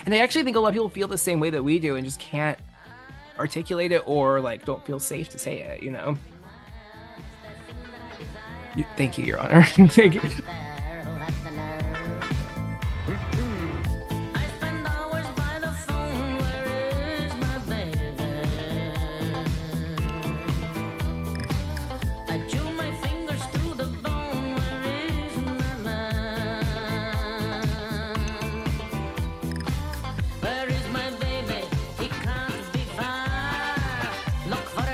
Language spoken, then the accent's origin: English; California, United States; I grew up in California